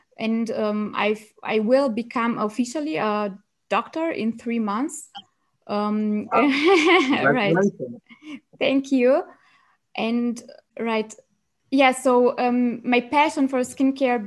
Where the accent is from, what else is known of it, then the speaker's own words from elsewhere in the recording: Romania; moved away as an adult; now in Germany; I'm originally from Romania and I studied medicine in Germany. So I came to Germany 6 years ago